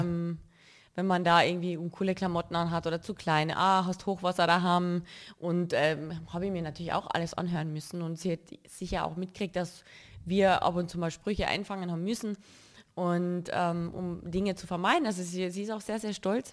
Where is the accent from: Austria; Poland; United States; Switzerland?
Austria; Carinthia; now in Cologne, Germany; ich sehe Köln jetzt nicht als meine Heimat. Ich lebe dort und ich fühle mich wohl, aber Heimat verspüre ich hier